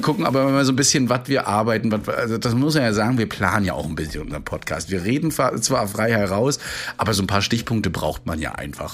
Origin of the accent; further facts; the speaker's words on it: Rostock, Mecklenburg-Vorpommern, Germany; während meines Abiturs schon im Profibereich gemacht, also wirklich für Shows, für so Markus Maria Profitlich und so weiter, die in alle uns bei uns in Rostock waren